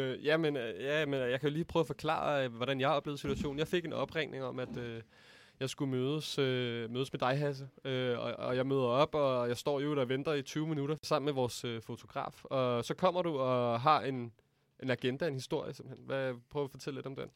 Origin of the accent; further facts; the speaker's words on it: Denmark; os danskere